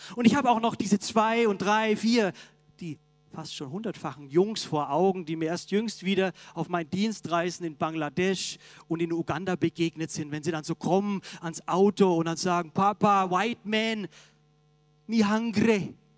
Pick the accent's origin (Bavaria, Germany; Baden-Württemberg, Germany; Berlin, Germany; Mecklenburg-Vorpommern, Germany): Bavaria, Germany; Augsburg; moved away; In meiner Heimat, der Augsburger Allgemeinen, der Zeitung